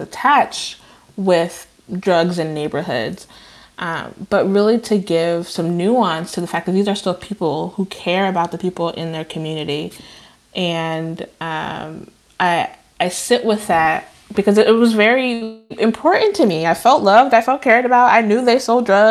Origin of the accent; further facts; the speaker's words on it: Chicago, Illinois, United States; moved away; also born or lived in Decatur, Illinois; I moved to Chicago when I was 7 from my birthplace, which is Decatur, Illinois, a city in more southern part of Illinois. But I lived on the west side of Chicago